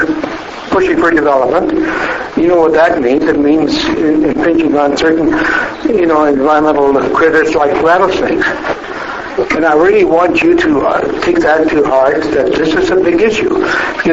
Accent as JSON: {"language": "English", "region": "Saskatchewan", "country": "Canada", "moved": "yes", "lives_now": "Lethbridge, Canada", "said": "I'm from Saskatchewan formerly."}